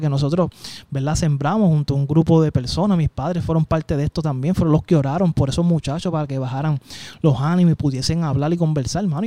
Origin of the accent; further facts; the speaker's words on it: San Juan, Puerto Rico; Nacido y criado en Llorén Torre